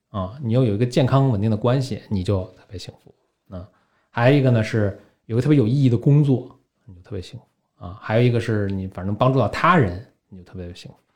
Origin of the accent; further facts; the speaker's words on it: Beijing, China; also born or lived in San Francisco; 我等于第一代北京人，我父母并不是